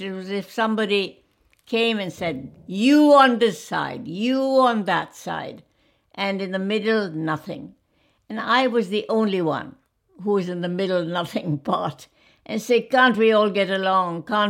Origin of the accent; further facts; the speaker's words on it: India; born there; because I was born in 1933 in British India. So we were very much a colony at that time.